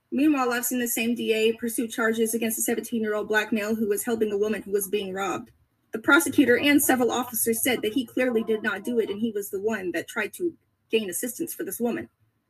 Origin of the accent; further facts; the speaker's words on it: East Texas, United States; I was born in East Texas, and I currently live less than 20 miles from the historical marker of this tragic event.